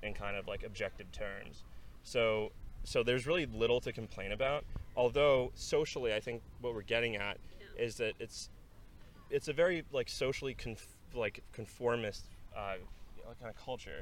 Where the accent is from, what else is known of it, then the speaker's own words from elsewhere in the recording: Norway; now in Colorado, United States; I grew up in Norway. I currently live in Colorado